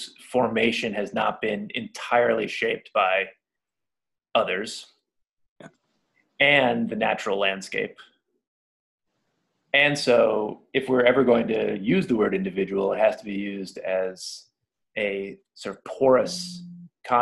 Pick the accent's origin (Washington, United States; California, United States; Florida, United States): Washington, United States; Seattle; moved away; my hometown of Seattle